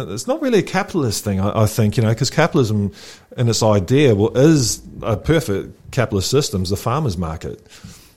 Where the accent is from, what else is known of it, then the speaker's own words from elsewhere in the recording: New Zealand; moved away; I grew up in New Zealand, and we're just a big farm